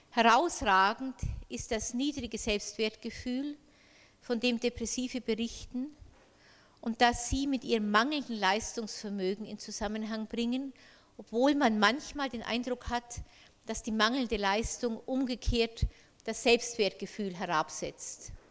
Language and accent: German; Bavaria, Germany; Ich kann das Wort Dysphorie äh, nur also mit äh, einem bayerischen Wort äh, übersetzen. Ich stamme ja aus Bayern.